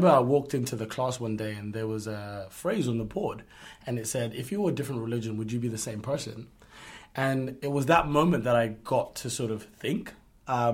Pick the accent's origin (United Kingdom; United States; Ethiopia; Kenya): United Kingdom; from the United Kingdom